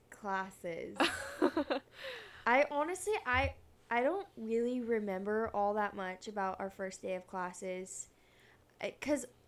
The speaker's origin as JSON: {"language": "English", "region": "Oregon", "country": "United States", "moved": "as an adult", "said": "I'm from Oregon, so I'm out of state"}